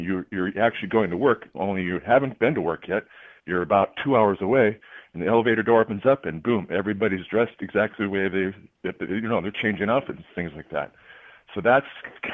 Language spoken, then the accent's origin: English; Minnesota, United States; I'm from Minnesota